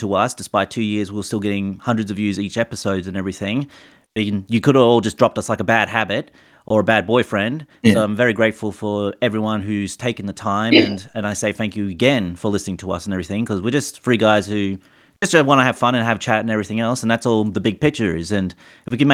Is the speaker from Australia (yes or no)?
yes; Australia; as an Australian